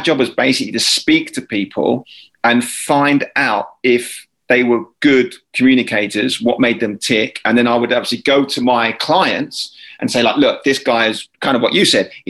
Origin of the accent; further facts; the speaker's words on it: Lewes, South East England, United Kingdom; moved away as an adult; also born or lived in United States; My wife and I were then still living back in our hometown. So this is in Lewis. I was back at home with mum and dad.